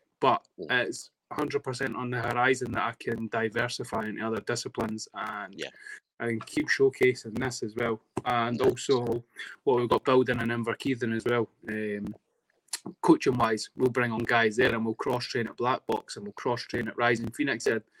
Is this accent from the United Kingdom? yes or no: yes; Dunfermline, Scotland, United Kingdom; accent: Fife twang; also born or lived in Edinburgh; I grew up primarily in Dunfermline, but I'll take pride in being born and bred in Edinburgh. But 100%, I know I have a Fife twang